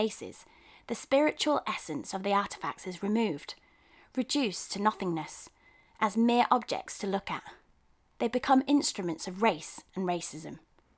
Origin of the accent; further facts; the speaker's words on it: Nigeria; As a Nigerian, I was astonished to learn that such a large collection was held in the British Museum